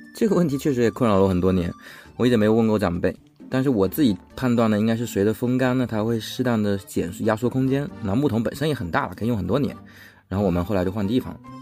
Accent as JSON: {"language": "Chinese", "region": "southern China", "country": "China", "tie": "born or raised there", "said": "我在南方村里长大的嘛"}